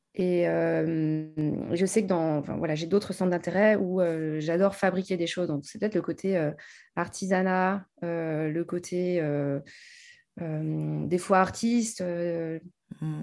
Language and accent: French; France; now in Paris, France; j'ai grandi en province